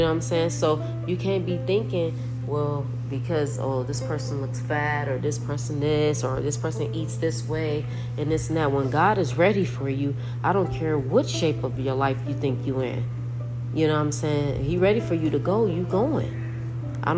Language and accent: English; Los Angeles, California, United States; I'm from Los Angeles